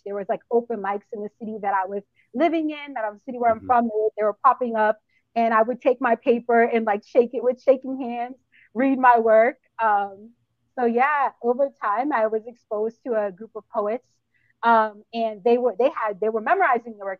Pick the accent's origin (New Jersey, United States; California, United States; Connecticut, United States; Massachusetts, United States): Massachusetts, United States; Boston; moved away as an adult; now in South Florida, United States; I'm from Boston, born and raised.